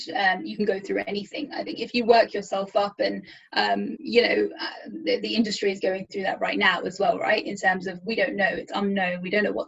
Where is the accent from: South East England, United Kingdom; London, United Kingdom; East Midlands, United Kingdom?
East Midlands, United Kingdom; Leicester; moved away as an adult; also born or lived in Dubai; I was born and brought up in Leicester. I studied in Leicester. I went to university in Leicester.